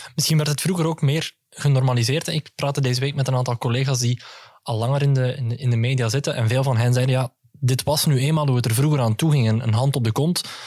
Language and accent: Dutch; Greece; ik als Grieken